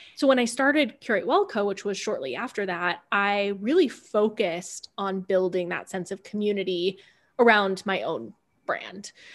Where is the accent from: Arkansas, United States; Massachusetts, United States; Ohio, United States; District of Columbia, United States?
Ohio, United States; Cleveland; moved away; also born or lived in California / Denver; I grew up outside of Cleveland, Ohio, and went to a fairly small school.